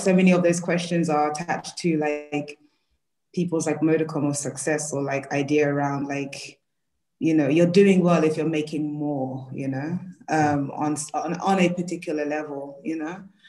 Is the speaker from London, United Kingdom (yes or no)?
yes; London, United Kingdom; African woman from and based in Peckham, South London.